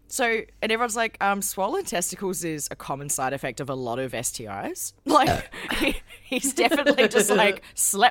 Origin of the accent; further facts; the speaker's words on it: South Australia, Australia; My home state's claim to fame